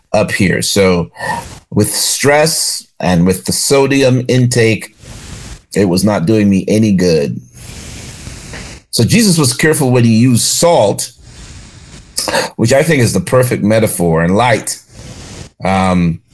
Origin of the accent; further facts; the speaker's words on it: Jamaica; now in Charlotte, United States; When I grew up in Jamaica